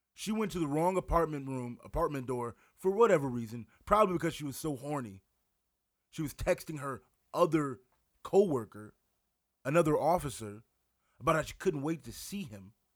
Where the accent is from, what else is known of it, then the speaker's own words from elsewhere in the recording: Wisconsin, United States; now in Winona, United States; I live in Winona, Minnesota. I'm from Wisconsin.